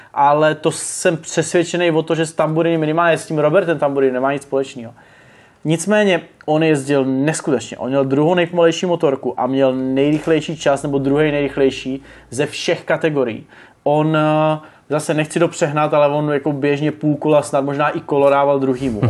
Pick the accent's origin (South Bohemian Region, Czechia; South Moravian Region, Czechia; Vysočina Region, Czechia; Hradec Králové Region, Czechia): South Moravian Region, Czechia; Brno; já jsem z Brna